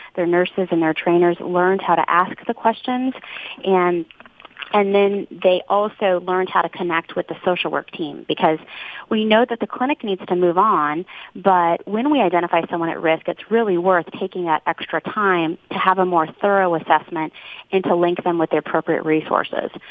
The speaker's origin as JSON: {"language": "English", "town": "Kansas City", "country": "United States", "tie": "born or raised there", "said": "I wanted to be in my hometown, close to family"}